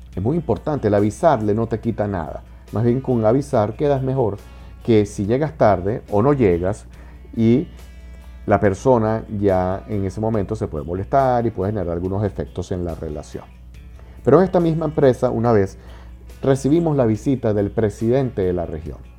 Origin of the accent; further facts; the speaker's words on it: Venezuela; En Venezuela, en mi país